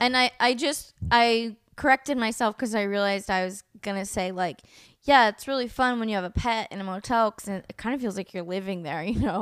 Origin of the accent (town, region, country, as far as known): El Sobrante, California, United States; born or raised there; also born or lived in Oakland, California